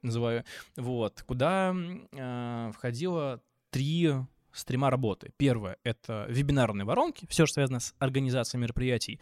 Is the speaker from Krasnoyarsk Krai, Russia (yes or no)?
no; Pskov, Pskov Oblast, Russia; moved away as an adult; also born or lived in Moscow; now in Georgia; вернулся в свой родной город Псков